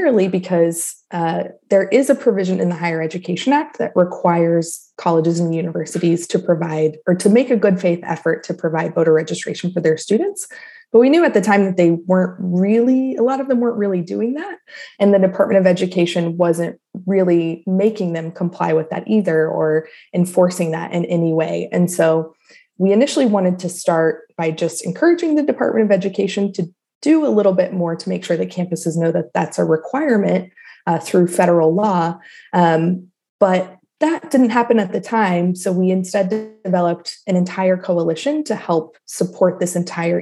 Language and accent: English; Kansas, United States; now in Washington, D.C., United States; I am originally from Kansas, though I now live in Washington, D.C.